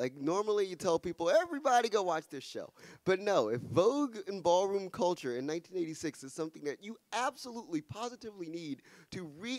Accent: Washington, District of Columbia, United States; I grew up in Ward 7.

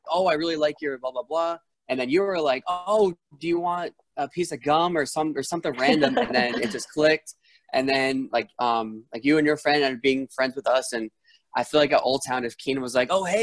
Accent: East Coast, United States; Because I'm from the East Coast

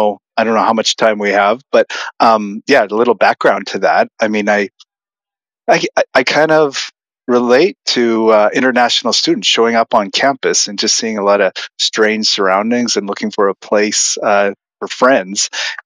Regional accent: Saskatchewan, Canada; moved away as an adult; now in United States; I think it was 1998 when I moved from Canada, Saskatchewan, to do my PhD at Penn State.

